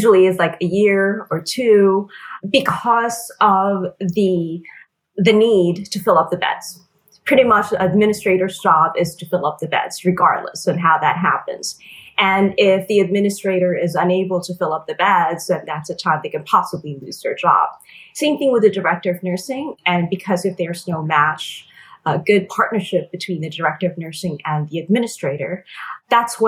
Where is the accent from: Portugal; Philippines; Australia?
Philippines; moved away as an adult; now in United States; I was born and raised in the Philippines, and my family and I emigrated here in the U.S. when I was 18.